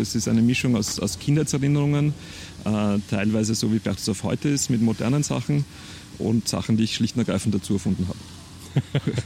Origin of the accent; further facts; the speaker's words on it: Perchtoldsdorf, Lower Austria, Austria; moved away as an adult; weil es meine Heimat war